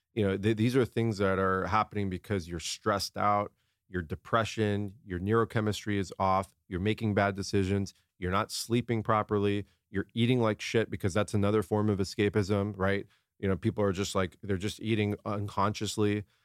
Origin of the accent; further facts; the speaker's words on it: San Diego, California, United States; I grew up in La Jolla, down in San Diego.